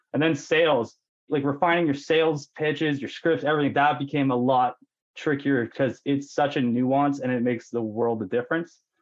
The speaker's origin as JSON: {"language": "English", "town": "Penticton", "region": "British Columbia", "country": "Canada", "tie": "born or raised there", "also_born_or_lived": "Lower Mainland, British Columbia"}